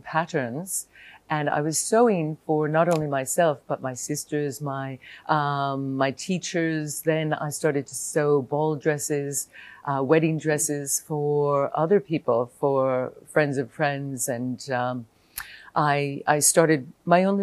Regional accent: New Jersey, United States; moved away as an adult; now in Hong Kong; I'm originally from New Jersey, just outside of New York City.

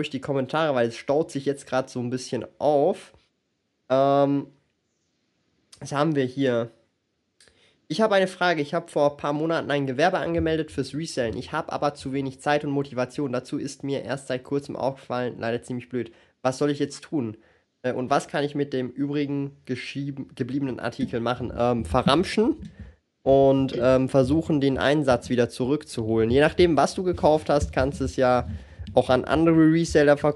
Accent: Switzerland; ich habe aber leider feststellen müssen, dass es als Schweizer richtig räudig ist.

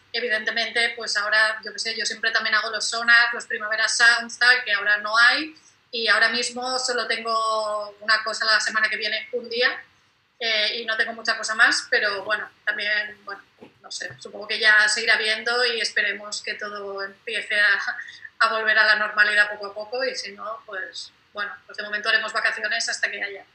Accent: Spain; also born or lived in Catalonia; soy mallorquina y catalana

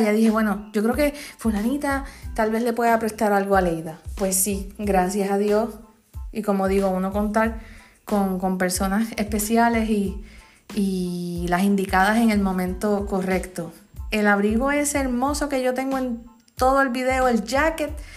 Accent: Comerío, Puerto Rico; en mi pueblo, en Comerío

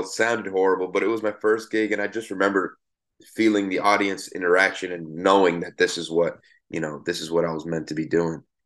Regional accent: Miami, Florida, United States; I grew up in Miami, Florida

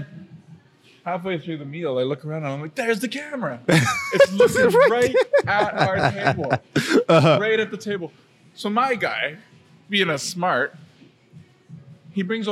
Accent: Calgary, Alberta, Canada; I'm from Calgary

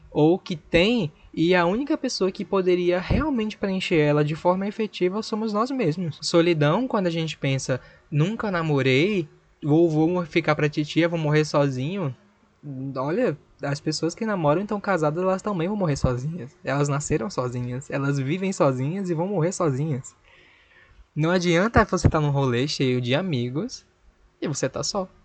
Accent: Recife, Pernambuco, Brazil; tenho 24 anos, sou da cidade do Recife.

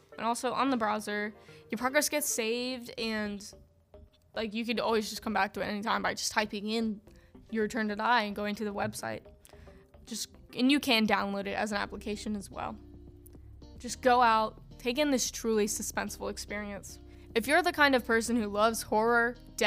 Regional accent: United States; I'm an American person

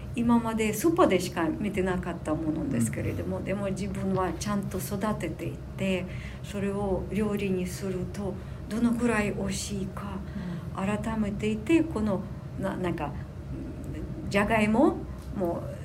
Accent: Sumy, Sumy Oblast, Ukraine; Japanese is a second language; moved away as an adult; also born or lived in Moscow, Russia; now in Minato, Tokyo, Japan; 私生まれた穀倉地帯で生まれていてずっとあの農業の仕事に憧れていましたそのためにはあの18歳になってウクライナのスミ市の高校を卒業してモスクワに行って

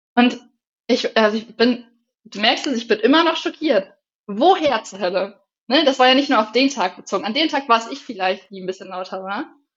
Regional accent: Northern Germany, Germany; also born or lived in near Regensburg; now in Bavaria, Germany; bei uns im Norden

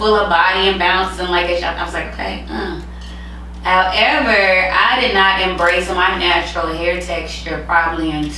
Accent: United States; I'm from America

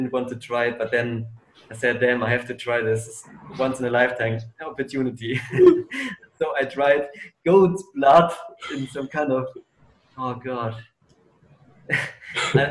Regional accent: Germany; my hometown in Germany

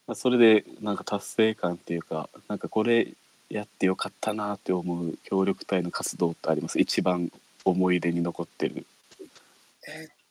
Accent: Ishigaki, Okinawa, Japan; 自分石垣で生まれて石垣で育ってる

